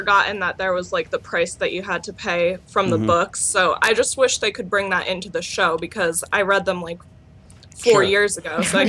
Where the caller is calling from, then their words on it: New York, United States; calling from New York.